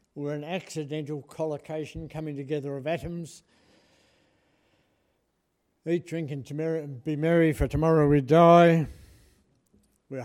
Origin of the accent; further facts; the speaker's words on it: Lower Barrington, Tasmania, Australia; I grew up in Lower Barrington, which is up the scrub that way